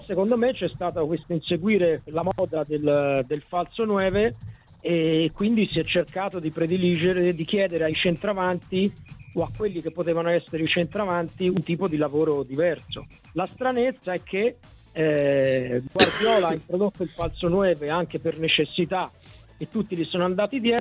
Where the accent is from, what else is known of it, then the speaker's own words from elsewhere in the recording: Florence, Tuscany, Italy; grazie mille perché io sono di Firenze, quindi...